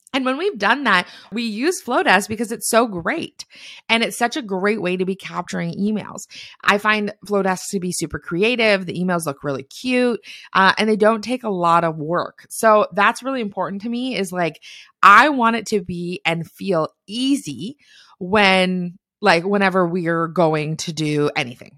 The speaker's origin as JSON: {"language": "English", "country": "Canada", "said": "I'm a Canadian"}